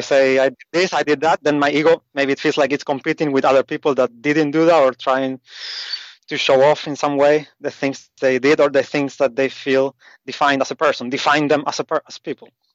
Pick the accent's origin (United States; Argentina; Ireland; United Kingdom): Argentina; moved away as an adult; also born or lived in Asia; I grew up in South America, in Argentina